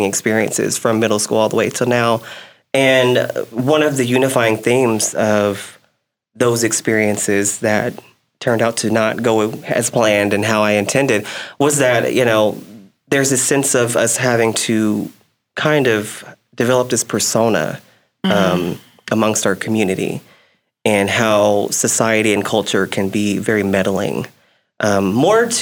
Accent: Abilene, Texas, United States; I'm from Abilene

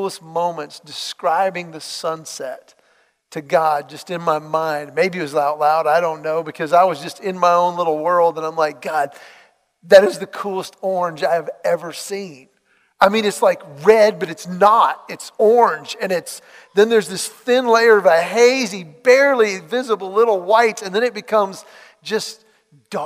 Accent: Los Angeles, California, United States; I was born in Los Angeles

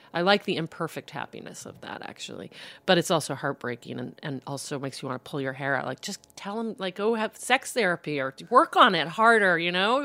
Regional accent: South Bend, Indiana, United States; moved away as an adult; also born or lived in Boston; I, I grew up in South Bend

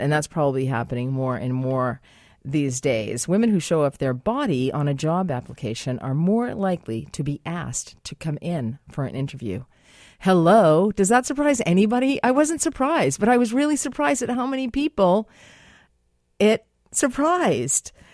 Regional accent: United States; now in Canada; I'm American

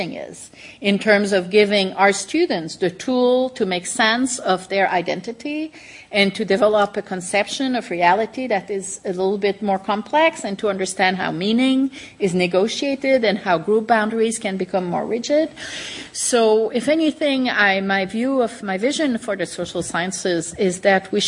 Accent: Canada; me as a Canadian

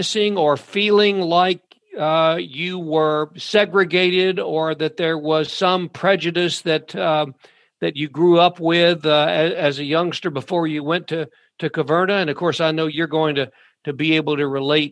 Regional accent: Glasgow, Kentucky, United States; I'm from the neighboring county and neighboring town. We were a big city, Glasgow, compared to Horse Cave

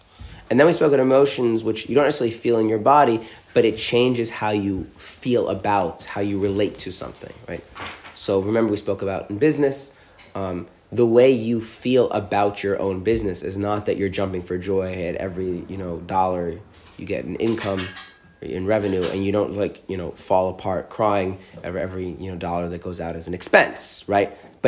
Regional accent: Israel; So I have noticed something growing up in Israel amongst, the religious, and this is true even, maybe even especially where I live, which is a Haredi, ultra-Orthodox area.

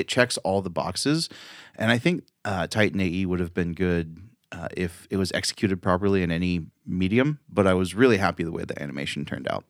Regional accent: Chico, California, United States; I'm so from Chico

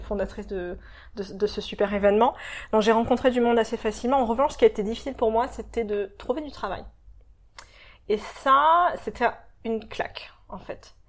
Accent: Marseille, Provence-Alpes-Côte d'Azur, France; moved away as an adult; also born or lived in Paris / London; now in Sydney, Australia; je viens de Marseille à la base, euh, mais entre Marseille et Sydney, j'ai vécu à Londres pendant 5 ans avant de venir à Sydney et auparavant j'ai habité à Paris pendant 4 ans

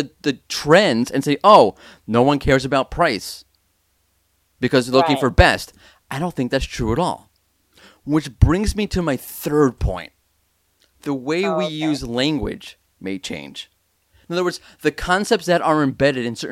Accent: New York, United States; moved away; I am a New Yorker

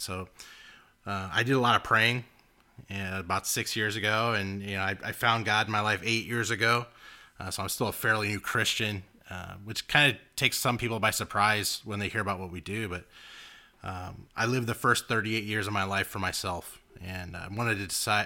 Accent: Los Angeles, California, United States; we grew up in Los Angeles

